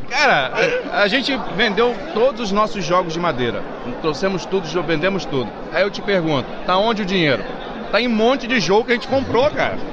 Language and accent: Portuguese; Nova Friburgo, Rio de Janeiro, Brazil; somos de Nova Friburgo.